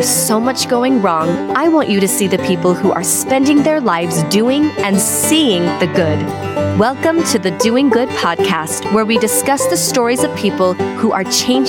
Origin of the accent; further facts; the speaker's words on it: Edmonton, Alberta, Canada; I was also born in Edmonton, Alberta, Canada.